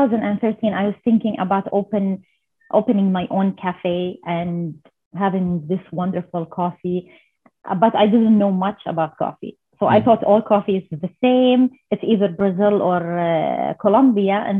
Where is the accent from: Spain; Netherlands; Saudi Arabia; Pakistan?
Saudi Arabia; I'm from Saudi Arabia.